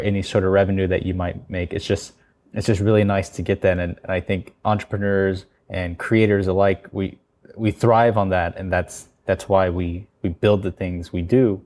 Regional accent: United States; moved away as an adult; now in South Korea; I'm American and I went to school in the U S

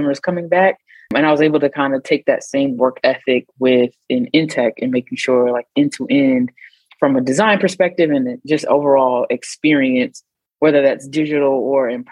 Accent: North Carolina, United States; moved away as an adult; also born or lived in Oakland; I grew up in North Carolina

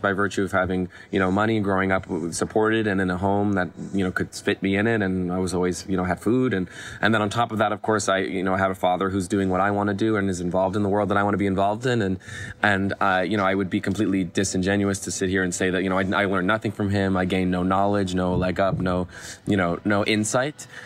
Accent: Los Angeles, California, United States; I grew up here in Los Angeles, uh, in Westwood

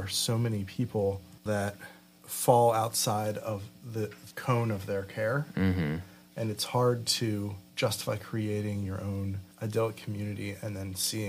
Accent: Lancaster, Pennsylvania, United States; now in Philadelphia, United States; I grew up in Lancaster around all these Amish people

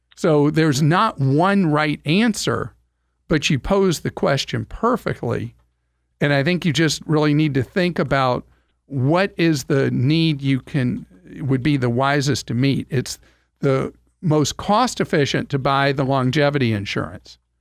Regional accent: United States; we in America

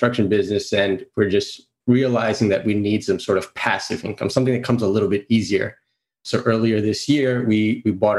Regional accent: New York City, New York, United States; also born or lived in Greece; I'm from Queens, New York. I was actually born in Greece, came here when I was about 3 years old

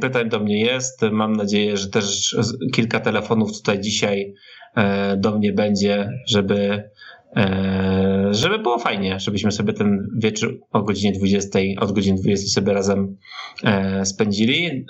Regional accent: Silesian Voivodeship, Poland; wychowywałem się na Śląsku

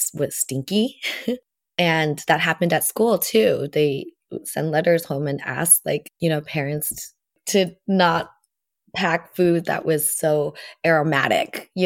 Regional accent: United States; born or raised there; first language Vietnamese; also born or lived in Vietnam; now in Portland, United States

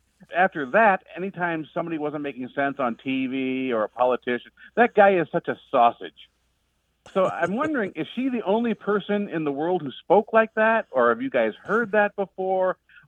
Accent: Midwest, United States; now in South Carolina, United States; Although I'm living in South Carolina now, I'm originally a Midwesterner.

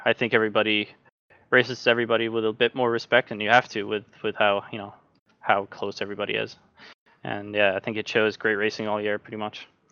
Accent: Norway; I'm from Norway

